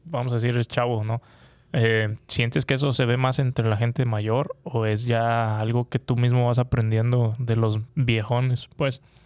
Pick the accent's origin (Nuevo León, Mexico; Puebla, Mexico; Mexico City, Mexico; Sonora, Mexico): Nuevo León, Mexico; Monterrey; soy de Monterrey